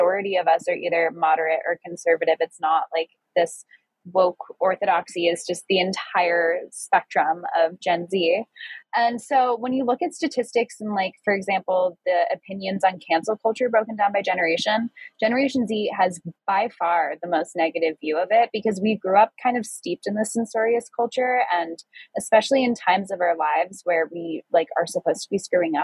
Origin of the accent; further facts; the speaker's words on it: New York, United States; being a young person growing up in New York